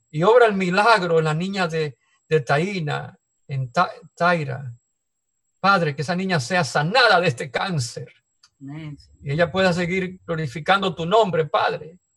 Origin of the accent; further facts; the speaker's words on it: Dominican Republic; veo los peligros que hay en, República Dominicana, mi tierra que antes no era así.